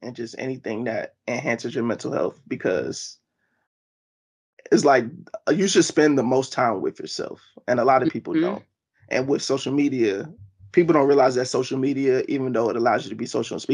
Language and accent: English; Baltimore, Maryland, United States; I just moved back home to Baltimore, Maryland